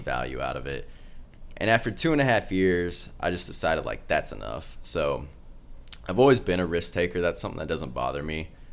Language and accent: English; Kansas, United States; Grew up in Kansas